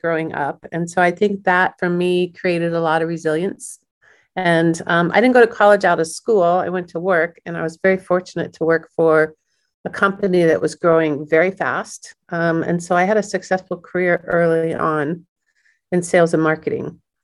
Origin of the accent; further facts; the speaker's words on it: Kansas City, United States; Born and raised in Kansas City